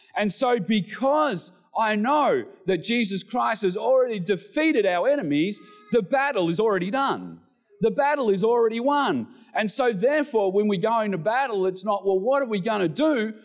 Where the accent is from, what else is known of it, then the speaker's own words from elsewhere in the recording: Australia; we're Australian males